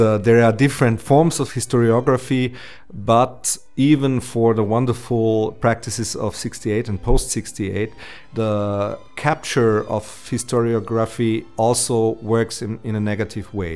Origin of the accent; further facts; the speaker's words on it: Austria; also born or lived in Vienna; I was uh, growing up in the Austrian province